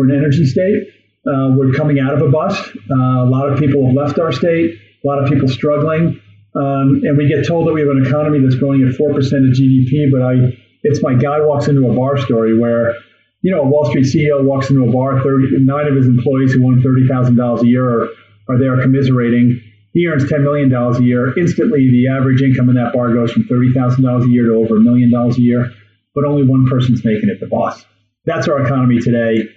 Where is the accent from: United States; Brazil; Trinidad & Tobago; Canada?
United States; New York; now in Wyoming, United States; I'm from New York State originally, but I've been here for about 30 years